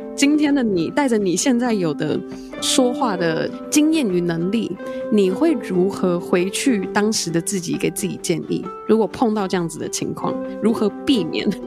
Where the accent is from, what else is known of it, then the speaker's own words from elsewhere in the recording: Taiwan; 他跟一个台湾人在一起，台湾人第一语言不是英文嘛